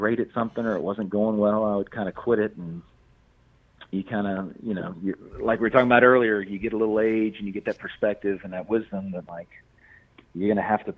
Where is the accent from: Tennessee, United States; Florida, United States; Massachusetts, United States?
Tennessee, United States; Memphis; also born or lived in Maine; now in Tennessee, United States; I grew up in Memphis